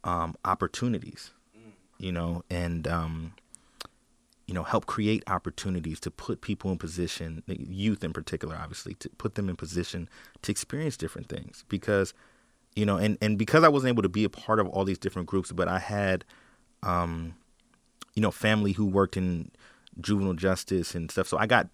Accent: Portland, Oregon, United States; I'm from Portland, born and raised

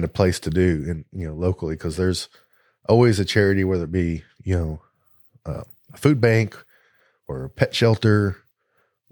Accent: the South, United States; We're all three from the South

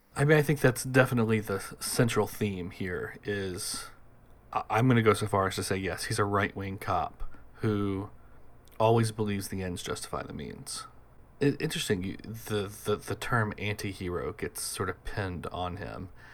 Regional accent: United States; also born or lived in Boston; I'm an American. I live in America. I live in Boston

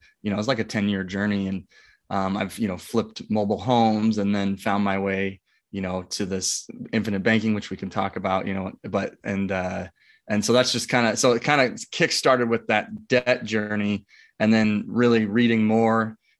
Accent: Omaha, Nebraska, United States; Yeah, I'm from Omaha, Nebraska, born and raised, have a wife, two kids.

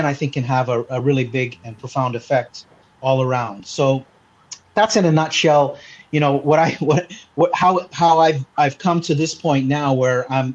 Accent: Canada; accent: Canadian; now in Malta; I speak with a Canadian accent. It's still there. I was actually born in Canada

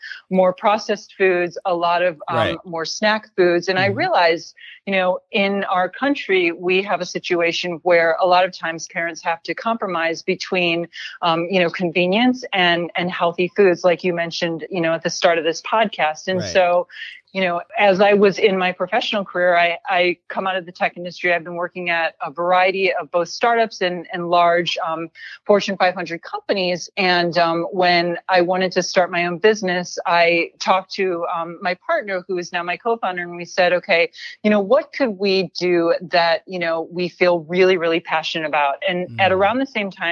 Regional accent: Midwest, United States; I was born and raised in the Midwest to immigrant parents

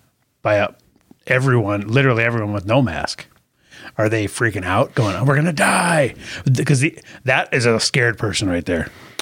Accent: Minnesota, United States; accent: Minnesota; he goes, oh, Minnesota. You can tell by my accent.

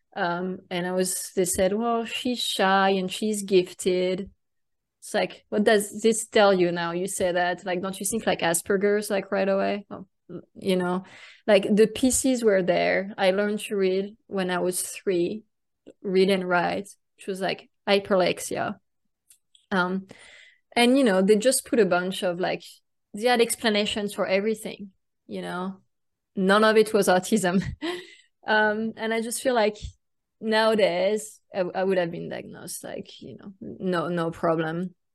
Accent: France; accent: French; English is a second language; now in Austin, United States; I was uh, born and raised in France. That's why you hear an accent

